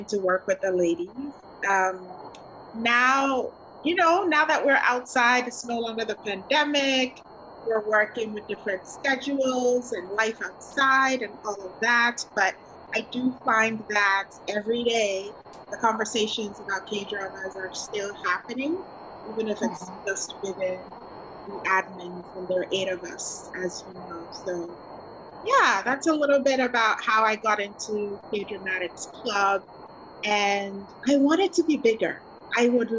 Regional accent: Ghana; moved away as an adult; now in Vancouver, Canada; originally from Ghana. I live in Vancouver, Canada now, and I moved here in 2007 for school

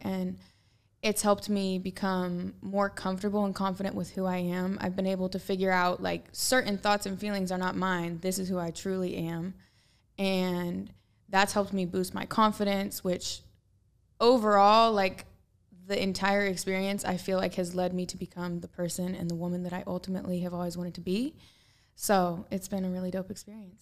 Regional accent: Portland, Oregon, United States; I'm from Portland, which is like very earthy and organic and like reuse, reduce, recycle

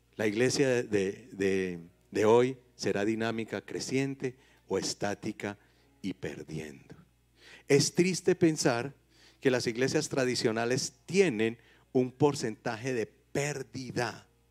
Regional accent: Paisa, Antioquia, Colombia; los paisas no somos regionalistas

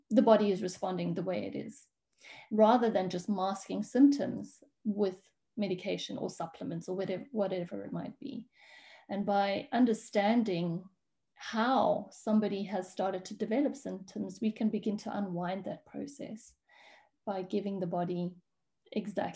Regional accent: South Africa; moved away as an adult; now in Switzerland; I'm actually a South African, and I moved away from South Africa about 13 years ago

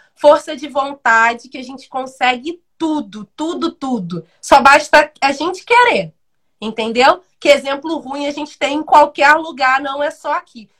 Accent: Brazil; eu fui criada, eu moro no Independência desde os sete anos de idade

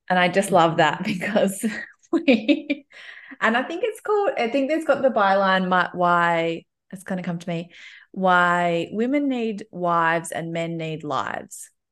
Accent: Melbourne, Victoria, Australia; In case, in case you haven't picked up, picked up from my accent, I'm, I, I live and have always lived in, um, Melbourne, Australia.

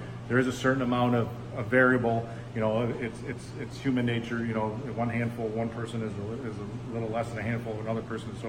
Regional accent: Auburn, New York, United States

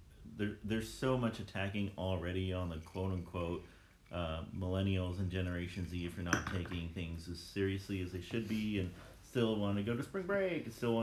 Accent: El Paso, Texas, United States; moved away; I'm from El Paso, Texas, and so I still, I'm still connected with a lot of people from there

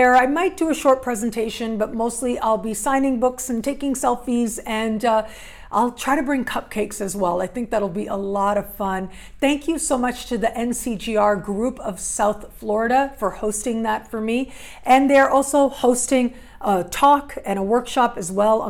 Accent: Toronto, Ontario, Canada; moved away; I'll be back in my hometown for

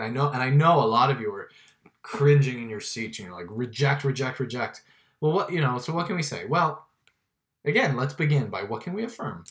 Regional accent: Miami, Florida, United States; I grew up in Miami

